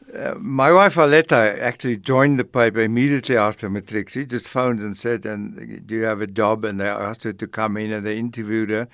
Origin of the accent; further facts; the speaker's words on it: Middelburg, Mpumalanga, South Africa; moved away; also born or lived in Johannesburg; I grew up on a mission station called Botjabelo, which is now the name of a, of a place near Mango in Bloemfontein. Botjabelo is right outside Middelburg in, in Mpumalanga